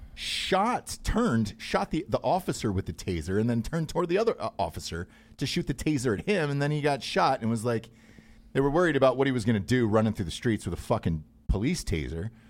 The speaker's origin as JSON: {"language": "English", "town": "Atlanta", "region": "Georgia", "country": "United States", "tie": "born or raised there", "moved": "yes"}